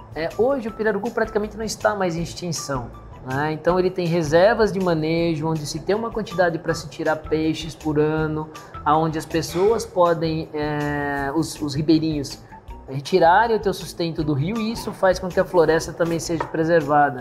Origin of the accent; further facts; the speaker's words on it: São Carlos, São Paulo, Brazil; also born or lived in Manaus; nós somos de São Carlos, né? Somos nascidos e criados na, na terra, aqui na terra